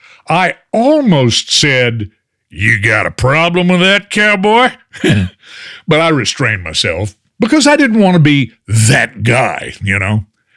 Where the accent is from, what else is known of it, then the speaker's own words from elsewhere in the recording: Fort Worth, Texas, United States; also born or lived in El Paso; now in Houston, United States; I'm a proud native Texan. I even have a coffee cup with those words printed on the side, native Texan. I was born and reared in Fort Worth, and I've lived in Houston for over 40 continuous years now. Plus, I've lived in several other parts of the state, too.